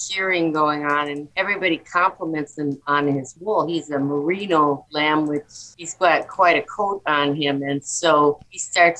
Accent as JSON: {"language": "English", "town": "Fargo", "region": "North Dakota", "country": "United States", "said": "I'm from Fargo, North Dakota."}